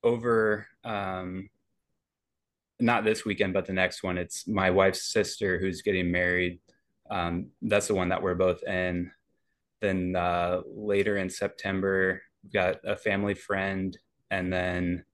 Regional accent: Indianapolis, Indiana, United States; moved away as an adult; now in Madison, United States; I love Indy. It's my hometown

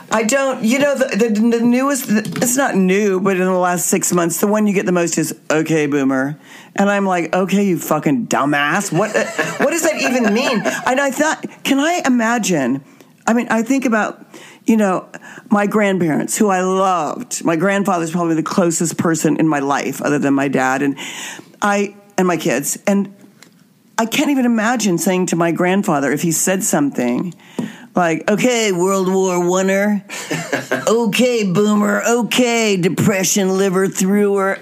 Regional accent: Wichita, Kansas, United States; my hometown of Wichita, Kansas

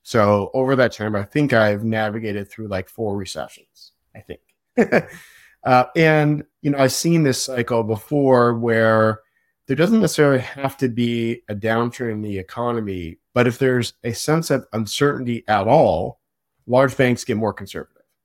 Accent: outside of Seattle, Washington, United States; now in Portland, United States; I grew up outside of Seattle. I've been in Portland for a long time, so I consider myself really, you know, a Pacific Northwest guy.

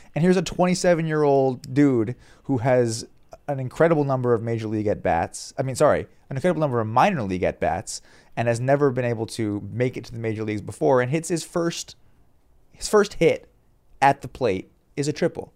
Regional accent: Southern Virginia, United States; I grew up in Southern Virginia, uh, further away from the Baltimore market

